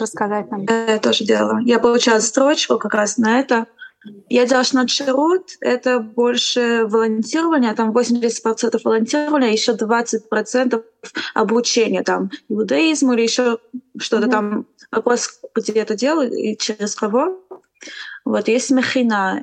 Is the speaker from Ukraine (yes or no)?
no; Romania; now in Israel